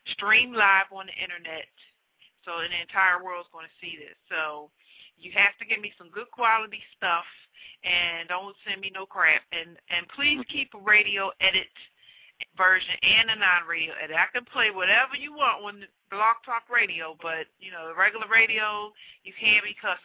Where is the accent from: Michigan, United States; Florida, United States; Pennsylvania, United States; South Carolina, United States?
Pennsylvania, United States; Philadelphia; It's my hometown